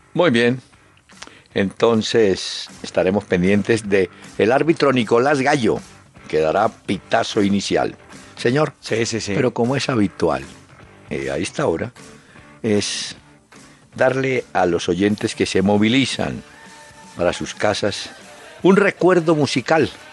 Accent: Colombia; somos colombianos

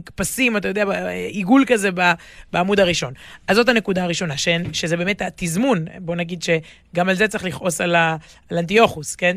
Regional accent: Israel; אני גדלתי בישראל, במשפחה שורשית ומלאת, אה, מלאת חגים

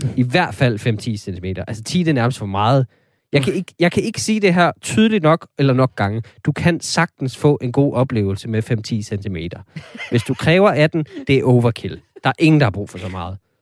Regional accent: North Jutland, North Denmark Region, Denmark; Jeg er selv vokset op

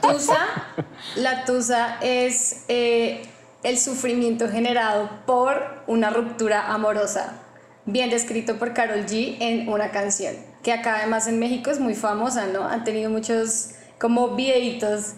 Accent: Colombia; soy colombiana

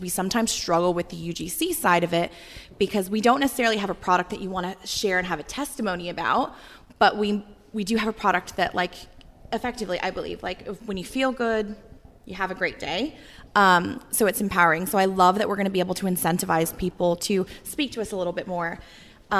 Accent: United States; moved away as an adult; now in Australia; I'm American, but I've lived here since 2009

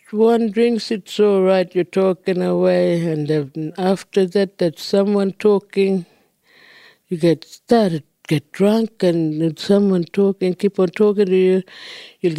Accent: Lake Evella, North East Arnhem Land, Northern Territory, Australia; first language Djambarrpuyngu; English is a second language; I come from Lake Bella, Kapo Weak. It's a small community, it's got a lake. And shops, office, clinic, school. And my first language is Jambarapuingo.

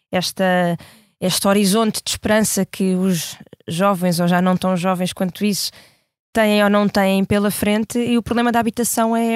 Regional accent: Almada, Setúbal, Portugal; now in Lisbon, Portugal; E eu, que sou um, de Almada, a minha família toda vive em Almada, moro agora deste lado em Lisboa

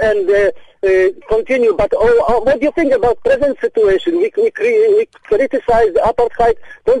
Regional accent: Poland; I came from Poland, from the communist dictatorship, the similar situation as an apartheid in perhaps as you know that. So I'm Polish.

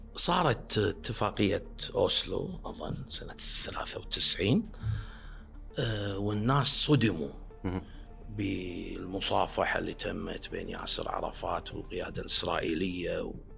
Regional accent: Kuwait; عندنا بالكويت

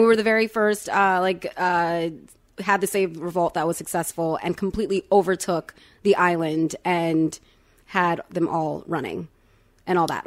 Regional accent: Florida, United States; I was born in Florida. I was my, uh, parents' first child born in America.

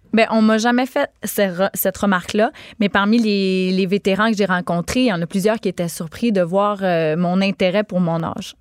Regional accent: Gaspésie, Quebec, Canada; je suis native de la Gaspésie

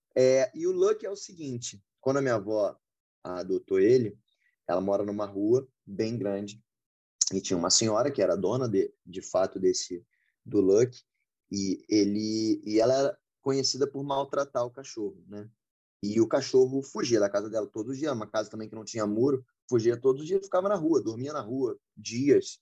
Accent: Rio de Janeiro, Brazil; eu sou do Rio também

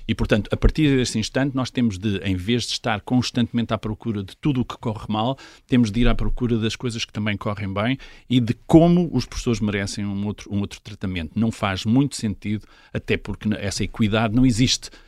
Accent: Portugal; Eu, eu encontro-me como português

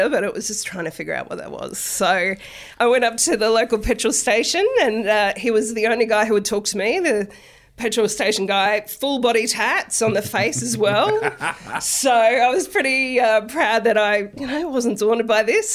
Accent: Brisbane, Queensland, Australia; moved away as an adult; I grew up in Brisbane

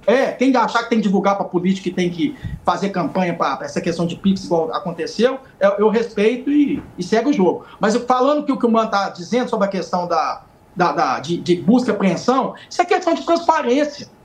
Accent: Divinópolis, Minas Gerais, Brazil; lá na minha cidade ainda não tem ponte aérea para vir para Brasília. Eu tenho que ir de Divinópolis para Belo Horizonte

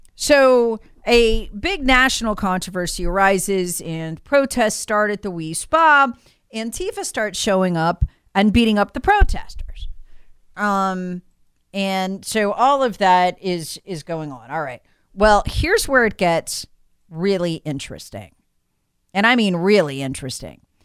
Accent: Charlotte, North Carolina, United States; the Charlotte Observer, my hometown paper

